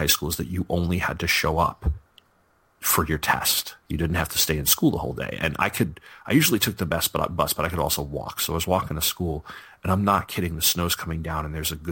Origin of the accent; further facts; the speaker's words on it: Sayville, New York, United States; moved away; you guys know I'm from New York